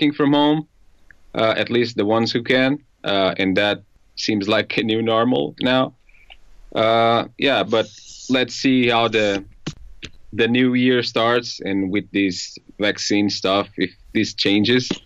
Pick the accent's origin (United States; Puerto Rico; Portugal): Portugal; Ponte de Sor, Alentejo; English is a second language; moved away as an adult; now in Lisbon, Portugal; I'm from Alentejo, so I'm Alentejan